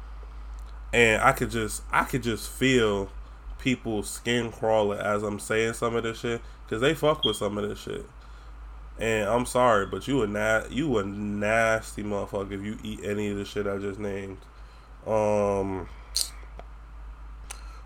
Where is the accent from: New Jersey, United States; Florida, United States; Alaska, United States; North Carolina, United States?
Florida, United States; accent: Florida accent; I have a twang because I'm from Florida.